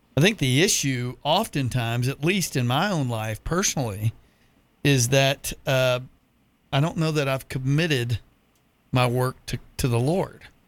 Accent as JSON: {"language": "English", "region": "Texas", "country": "United States", "tie": "born or raised there", "moved": "as an adult", "lives_now": "Jacksonville, United States", "said": "I certainly wasn't going to leave my home state of Texas"}